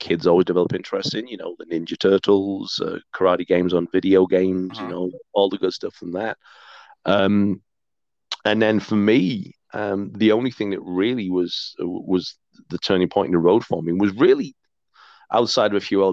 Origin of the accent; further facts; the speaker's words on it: Hyde, North West England, United Kingdom; now in Calgary, Canada; that's my hometown